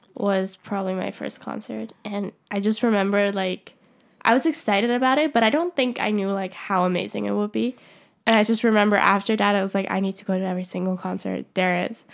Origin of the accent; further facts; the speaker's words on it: Switzerland; I would have to go to Zurich from my hometown, which is, like, a two-hour train ride